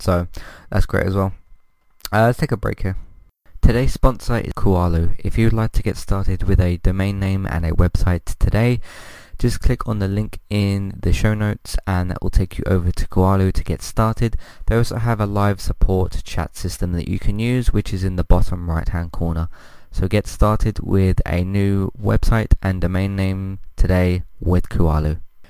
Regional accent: United Kingdom; I mean, as a British person myself, obviously I connect to it even more as well

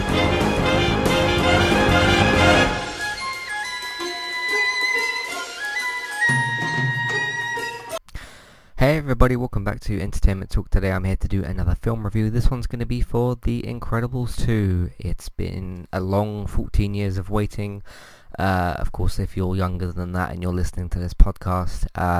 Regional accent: United Kingdom; I'm British.

